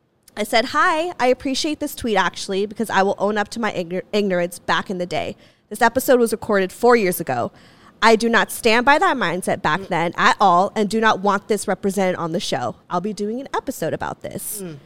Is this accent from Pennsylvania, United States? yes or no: no; Santa Clarita, California, United States; I grew up in Santa Clarita, which is, yeah, it's mixed. It's a melting pot. But predominantly, it is white as fuck. Yeah. It's very white culture.